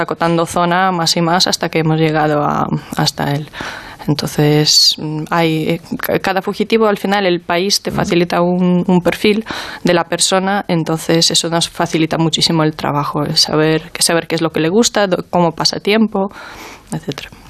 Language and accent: Spanish; Ukraine; now in Spain; mi país de origen